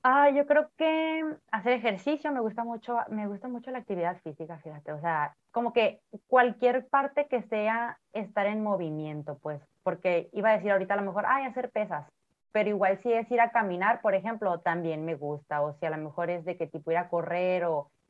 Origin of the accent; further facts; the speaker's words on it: Ciudad Obregón, Sonora, Mexico; born there; now in Tijuana, Mexico; eh, soy bueno, nací en Ciudad Obregón, Sonora, pero actualmente vivo en Tijuana, tengo 36 años.